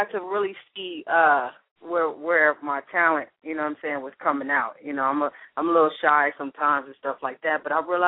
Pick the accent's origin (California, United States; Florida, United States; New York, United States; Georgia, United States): New York, United States; moved away; I'm from New York